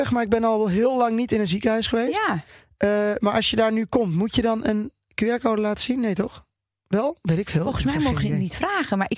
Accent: Twente, Overijssel, Netherlands; Ik kom uit Twente

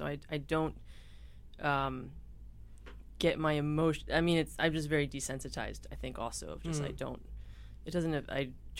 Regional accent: Outside Philadelphia, Pennsylvania, United States; Outside Philly.

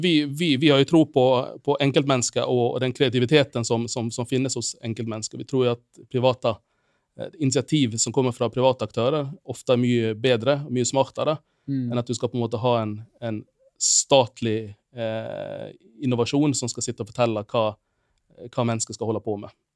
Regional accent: Finland; moved away as an adult; now in Bergen, Norway; jeg er opprinnelig fra Finland

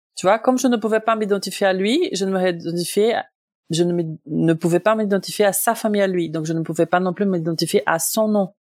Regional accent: Brazil; moved away as an adult; now in France; je suis brésilienne de naissance

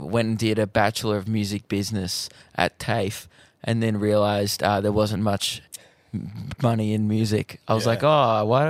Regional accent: Melbourne, Victoria, Australia; I'm from Melbourne.

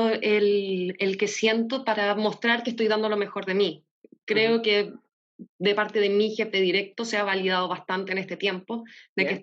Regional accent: Chile; ¿De dónde eres, eh? De Chile.

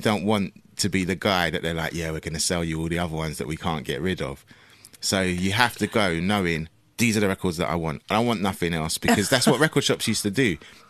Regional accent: London, United Kingdom; And I grew up in Battersea.

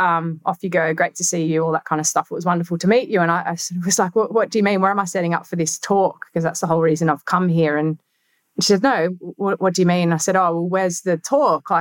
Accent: Australia; I'm an Australian

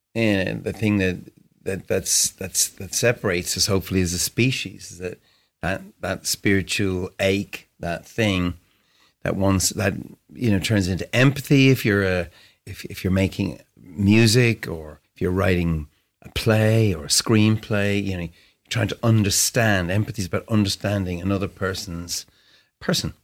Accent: Ireland; I grew up in Cedarwood Road

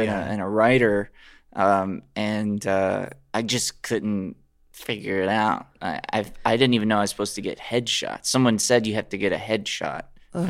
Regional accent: Alabama, United States; now in Los Angeles, United States; We grew up together in Alabama.

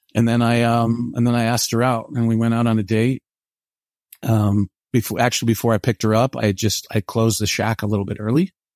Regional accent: Portland, Oregon, United States; moved away as an adult; now in Provo, United States; I'm from Portland, Oregon

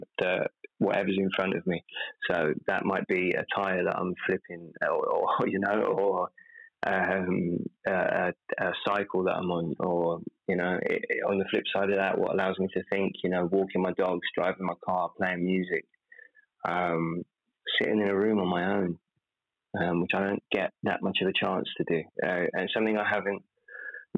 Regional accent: United Kingdom; I'm British

